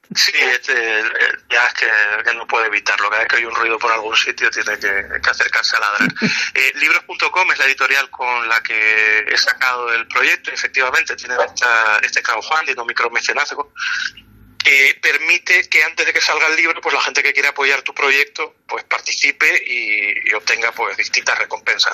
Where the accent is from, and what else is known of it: Canary Islands, Spain